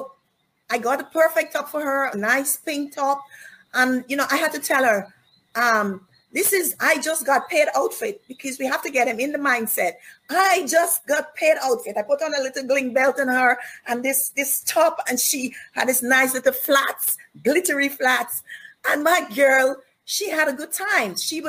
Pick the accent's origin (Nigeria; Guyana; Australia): Guyana; born there; And I was born in Guyana.